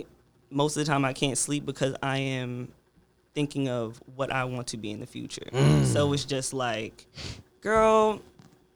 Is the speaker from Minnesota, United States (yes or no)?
no; New Jersey, United States; now in Richmond, United States; I'm from Jersey, so when I first came down here to Richmond